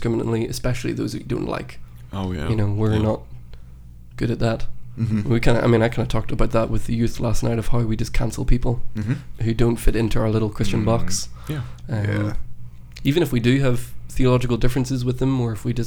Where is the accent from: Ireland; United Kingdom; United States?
Ireland; moved away; I'm not from here. I'm from Ireland